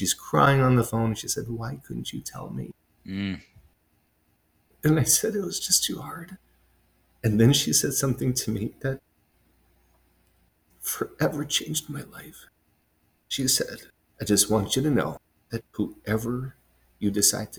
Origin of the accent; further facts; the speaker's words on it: Honolulu, Hawaii, United States; now in Salt Lake City, United States; I was actually born and raised in Honolulu, Hawaii.